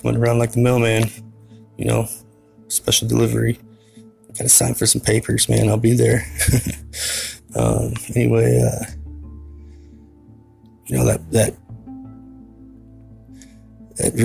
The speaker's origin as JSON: {"language": "English", "town": "Tumwater", "region": "Washington", "country": "United States", "tie": "born or raised there", "said": "I was born and raised in Tumwater, Washington"}